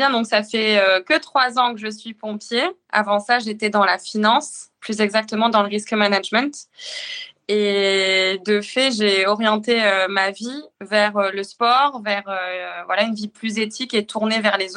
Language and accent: French; northern France, France; now in Le Havre, France; Je suis originaire du nord de la France et j'ai signé rapidement en club de triathlon. D'abord à Arras, puis à Rouen en arrivant en Seine-Maritime et enfin au Havre où je suis toujours.